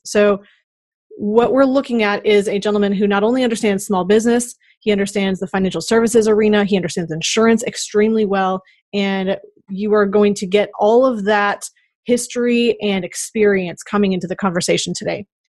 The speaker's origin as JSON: {"language": "English", "region": "Minnesota", "country": "United States", "said": "I am from Minnesota"}